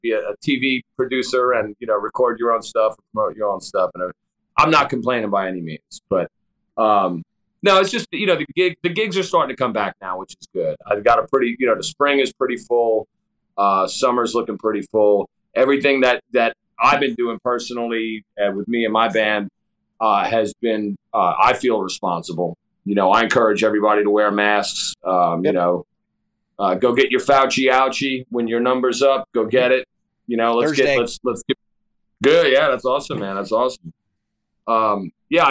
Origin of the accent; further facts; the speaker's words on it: Long Island, New York, United States; moved away as an adult; now in Hampton Roads, United States; I'm from Long Island originally. Yeah, I live in Hampton Roads now. I moved down here in 1996